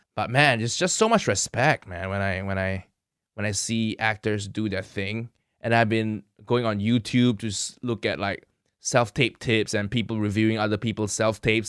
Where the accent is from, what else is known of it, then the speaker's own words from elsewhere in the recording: Kuala Lumpur, Malaysia; moved away as an adult; also born or lived in Chicago, United States; now in United Kingdom; I grew up in Malaysia, food heaven